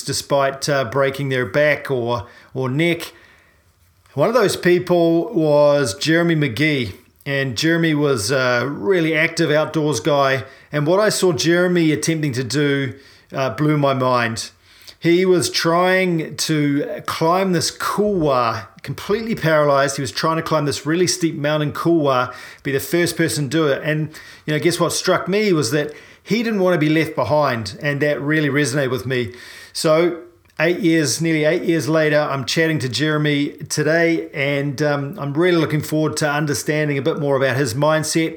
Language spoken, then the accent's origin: English; New Zealand; I'm a paraplegic from New Zealand